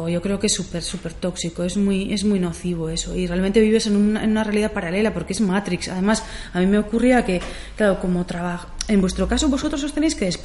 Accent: Zumaia, Basque Country, Spain; empiezo a trabajar con gente de aquí, de, Zumaya

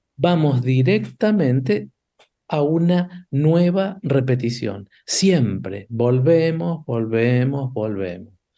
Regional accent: Argentina; nosotros argentinos

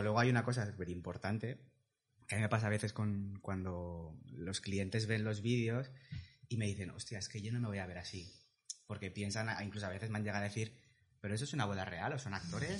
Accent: Valencia, Valencian Community, Spain; tengo 36 años, soy de Valencia

